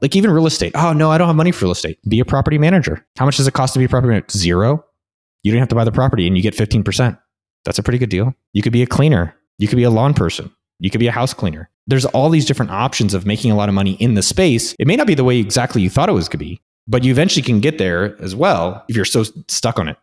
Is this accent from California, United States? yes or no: yes; Silicon Valley, California, United States; now in Barcelona, Spain; I come from Silicon Valley